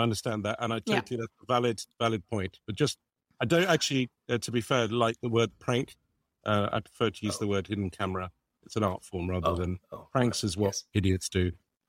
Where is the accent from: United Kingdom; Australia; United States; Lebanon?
Lebanon; I got involved in Save the Children just because I grew up in Lebanon